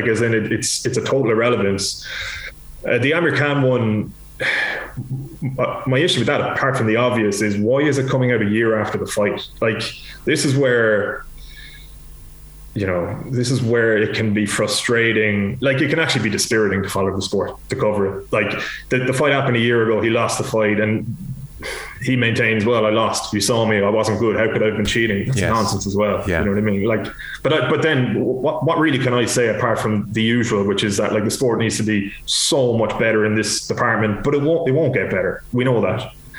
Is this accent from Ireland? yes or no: yes; Ireland; But as an Irish sports fan, I'd love nothing more than if she was to win this and just walk away